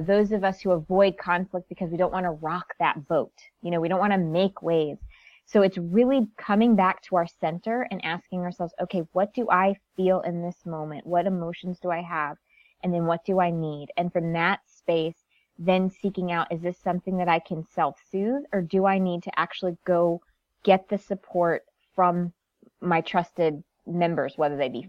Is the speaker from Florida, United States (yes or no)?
no; Connecticut, United States; born and raised in Connecticut, very small town.